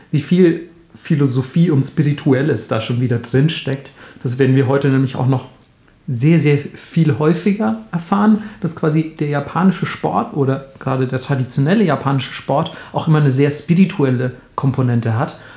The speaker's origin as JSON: {"language": "German", "region": "Bavaria", "country": "Germany", "said": "Weil es gibt zum Beispiel in, in Franken, da wo ich herkomme, nennt man das ja zum Beispiel Schnick, Schnack, Schnuck."}